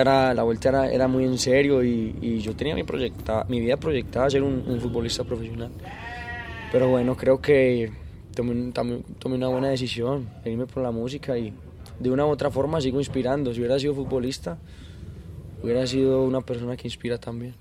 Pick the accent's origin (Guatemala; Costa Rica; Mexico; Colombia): Colombia; todos en Colombia somos muy futbolistas